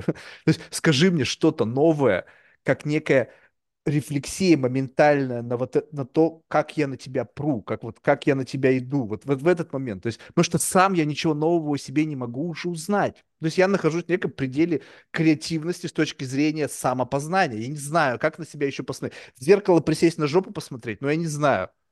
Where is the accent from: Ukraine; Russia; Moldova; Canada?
Russia; first language Russian; moved away as an adult; now in New York, United States; я родился в России